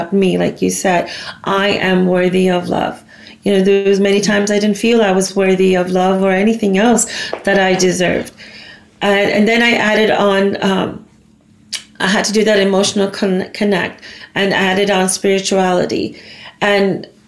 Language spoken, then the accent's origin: English; United States; also born or lived in India; I was born there, but I grew up in the States